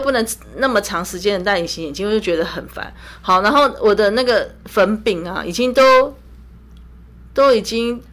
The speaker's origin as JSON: {"language": "Chinese", "country": "Taiwan", "said": "我是从台湾来的"}